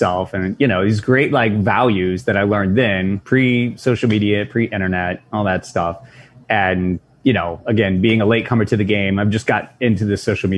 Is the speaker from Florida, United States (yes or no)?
no; Nashville, Tennessee, United States; moved away as an adult; also born or lived in New York / Buffalo; now in New York City, United States; I was born and raised in Nashville, but I lived along the coast for most of my life